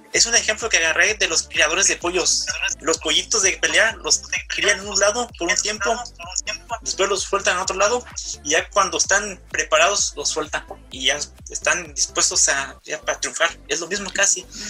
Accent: Michoacán, Mexico; also born or lived in Tijuana, Mexico; now in Garden Grove, United States; yo soy de Michoacán, viví mucho tiempo en Tijuana, actualmente radico en Garden Bro

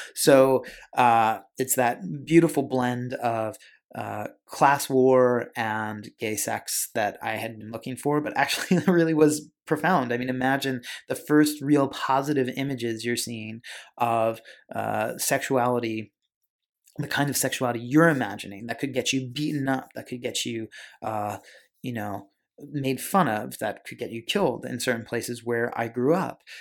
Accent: Pennsylvania, United States; I grew up in Pennsylvania

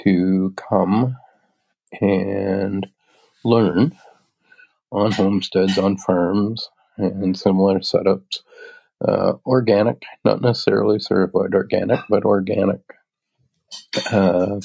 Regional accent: Little River, Nova Scotia, Canada; now in Bear River, Canada; my hometown area in Little River, Yarmouth County, Nova Scotia

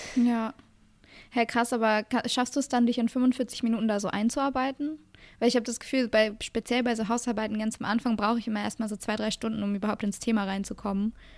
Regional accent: Germany; bei uns in Deutschland

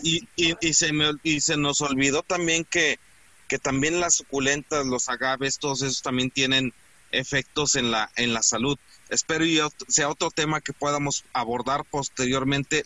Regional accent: Mexico; los mexicanos no somos como nos pintan

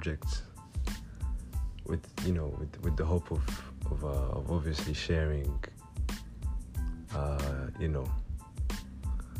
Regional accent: Rwanda; first language Kinyarwanda; English is a second language; I'm Rwandan

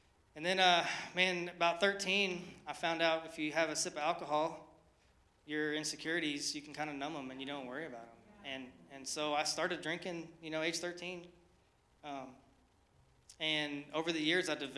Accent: Oklahoma City, Oklahoma, United States; moved away; I'm from Oklahoma, born and raised. I'm an Okie, not from Muskogee, from Oklahoma City.

